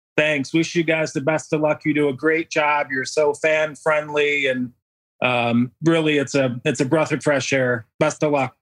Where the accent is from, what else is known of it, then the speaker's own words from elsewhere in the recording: a town outside of Rochester, New York, United States; I actually grew up in a town outside of, uh, Rochester, New York. So Bill's Country, Western New York